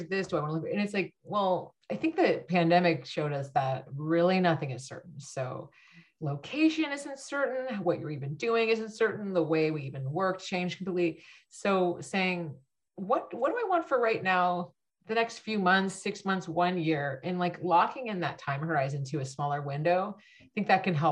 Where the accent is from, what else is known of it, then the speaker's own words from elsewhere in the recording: Bay Area, California, United States; growing up in the Bay Area